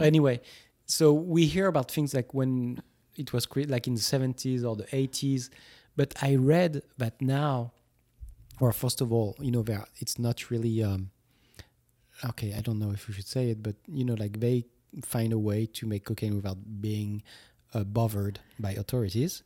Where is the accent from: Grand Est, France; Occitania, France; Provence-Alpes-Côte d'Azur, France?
Occitania, France; Toulouse; moved away; three hours from Toulouse, from my hometown